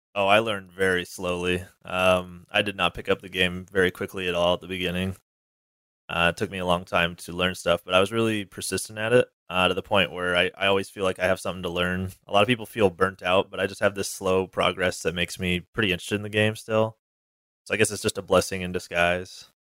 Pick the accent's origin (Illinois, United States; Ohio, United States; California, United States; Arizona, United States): California, United States; Northern; also born or lived in Washington; now in Southern California, United States; I originally grew up in Northern California, but I moved to Washington, um, for college